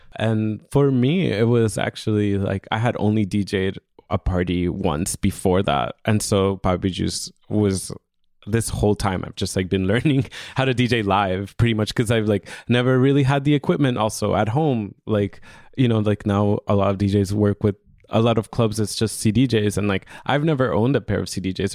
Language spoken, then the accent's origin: English; Honduras; moved away; I'm originally from Honduras